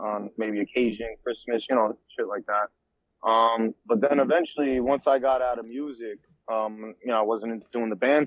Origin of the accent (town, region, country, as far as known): Yonkers, New York, United States; born or raised there; also born or lived in White Plains / Hartsdale / Greenburgh; now in Florida, United States